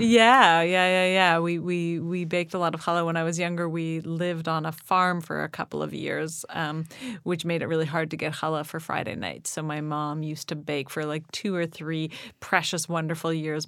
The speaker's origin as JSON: {"language": "English", "town": "Toronto", "region": "Ontario", "country": "Canada", "tie": "born or raised there", "said": "I grew up in Toronto"}